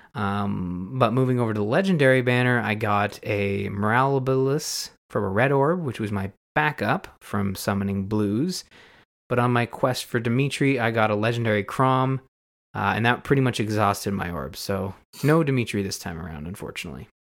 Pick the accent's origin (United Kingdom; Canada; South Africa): Canada; as a Canadian